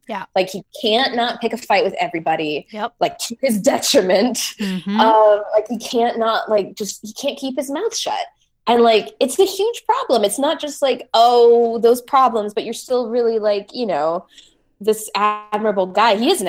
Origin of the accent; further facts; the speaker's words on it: United States; at least I'm American.